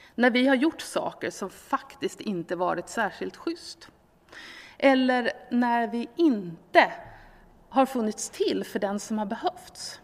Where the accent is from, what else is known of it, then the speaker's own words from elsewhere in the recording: Sweden; vi som svenskar